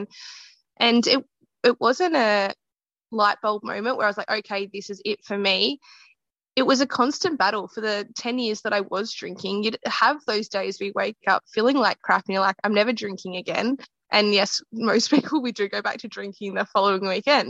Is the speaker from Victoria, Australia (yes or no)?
yes; Geelong, Victoria, Australia; my hometown in Geelong